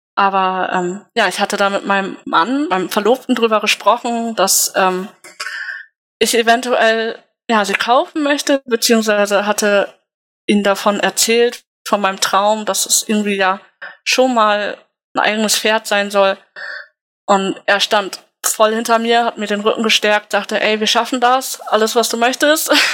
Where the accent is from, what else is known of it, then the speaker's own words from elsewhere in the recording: Wildeshausen, Lower Saxony, Germany; Ich komme gebürtig aus Wildeshausen